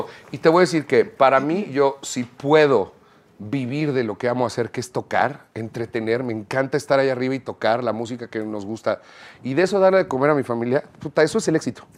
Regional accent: Mexico; Hablando como artistas mexicanos

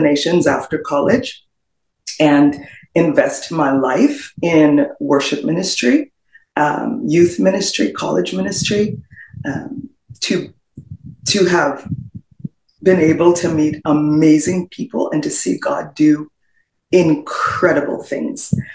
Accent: Trinidad & Tobago; moved away as an adult; also born or lived in Florida, United States; now in United States; in the Twin Island Republic of Trinidad and Tobago. I spent all of my formative years there and moved to the United States when I was just shy, just about a couple weeks shy of turning 21

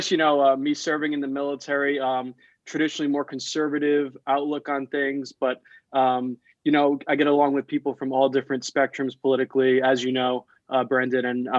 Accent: Rhode Island, United States; So I'm originally from Rhode Island. That's actually where I live right now with my folks.

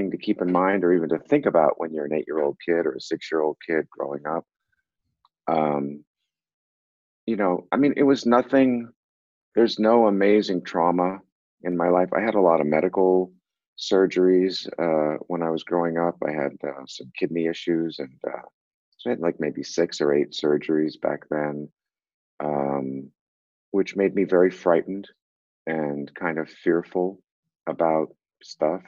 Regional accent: Boston, Massachusetts, United States; also born or lived in Brooklyn Heights, New York; when we were seven, we moved to Boston.

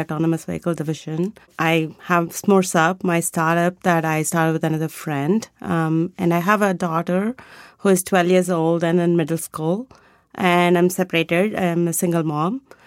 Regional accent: India; moved away; I grew up in India and I was a classical dancer going, growing up

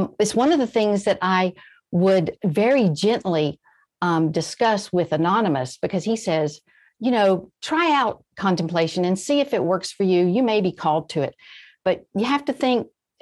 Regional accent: rural Georgia and Alabama, United States; also born or lived in Florida; I grew up really in the very rural parts of Georgia and Alabama, and I was born in Florida

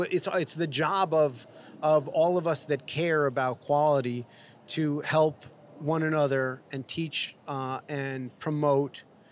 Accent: New York City, New York, United States; moved away as an adult; also born or lived in Boonton, New Jersey; now in Los Angeles, United States; growing up in New York City

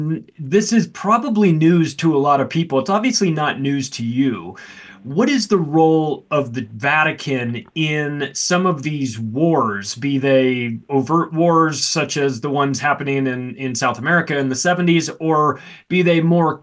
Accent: Canada; But I'm curious about this as a Canadian.

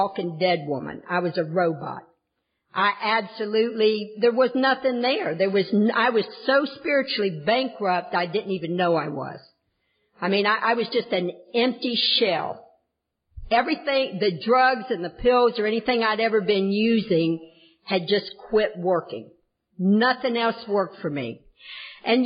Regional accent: the South, United States; moved away; also born or lived in Kentucky / Tennessee / Ohio; I am from the South in Kentucky, Tennessee, Southern Ohio

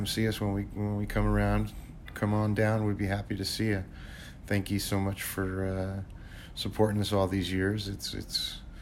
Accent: New Jersey, United States; now in California, United States; Garden State will always be my home, but California is my home now

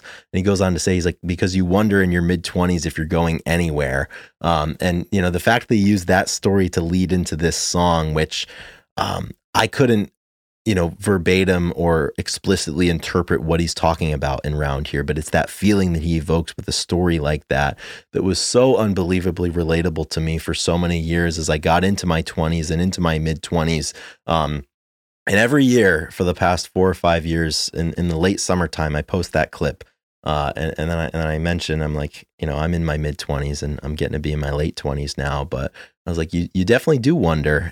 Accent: Providence, Rhode Island, United States; in Providence in my hometown

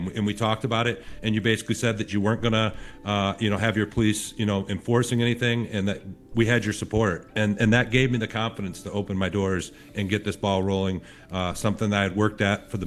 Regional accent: Howell, Michigan, United States; moved away as an adult; also born or lived in Colorado; I grew up here in Michigan in Howell

